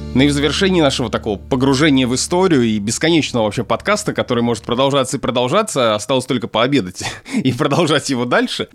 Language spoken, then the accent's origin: Russian; Obninsk, Kaluga Oblast, Russia; Я родился и вырос в Обнинске, Калужская область, Центральная Россия